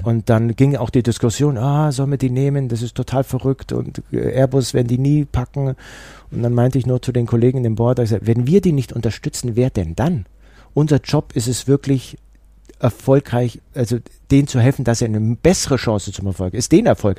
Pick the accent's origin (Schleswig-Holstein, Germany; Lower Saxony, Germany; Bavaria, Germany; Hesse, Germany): Bavaria, Germany; Allgäu; ich komme aus dem Allgäu